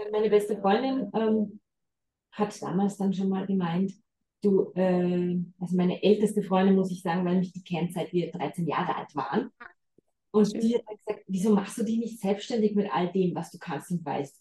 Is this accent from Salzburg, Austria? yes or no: yes; Salzburg, Austria; moved away as an adult; also born or lived in Vienna; bin jetzt seit zweieinhalb Jahren wieder in der Heimat. Ich bin Salzburgerin ursprünglicherweise.